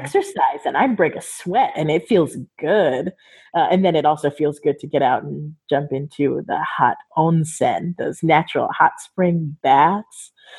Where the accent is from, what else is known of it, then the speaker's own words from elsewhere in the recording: California, United States; Growing up in Southern California, we used to cross the border before you ever needed a passport or identification even to do that.